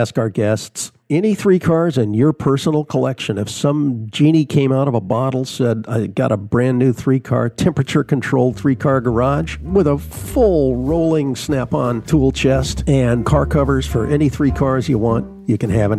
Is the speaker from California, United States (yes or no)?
yes; Southern California, United States; growing up in Southern California